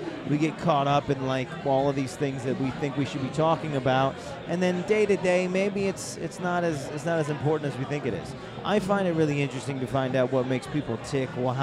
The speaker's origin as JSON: {"language": "English", "region": "New York", "country": "United States", "said": "I'm a New Yorker"}